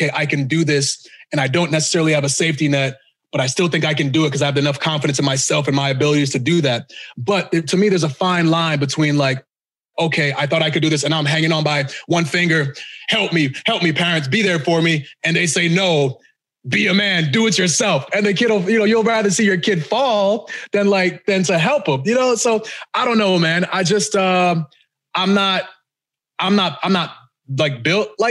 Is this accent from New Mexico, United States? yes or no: no; Boston, Massachusetts, United States; also born or lived in Ghana; now in Texas, United States; I actually grew up in Boston